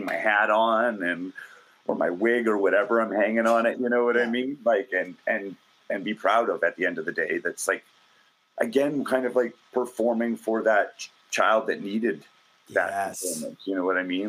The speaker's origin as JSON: {"language": "English", "town": "Calgary", "region": "Alberta", "country": "Canada", "tie": "born or raised there", "said": "Growing up in Calgary"}